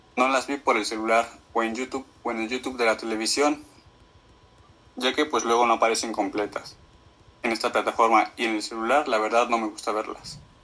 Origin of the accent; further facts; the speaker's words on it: Mexico City, Mexico; soy de la Ciudad de México.